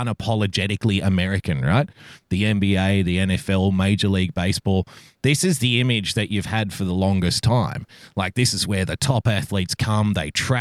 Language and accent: English; New South Wales, Australia; I'm from New South Wales